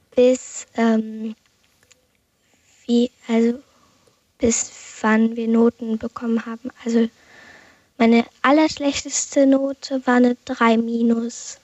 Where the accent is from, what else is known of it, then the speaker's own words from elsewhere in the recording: Wiekenberg, Celle district, Lower Saxony, Germany; Ich komme aus Wiekenberg, das ist im Landkreis Celle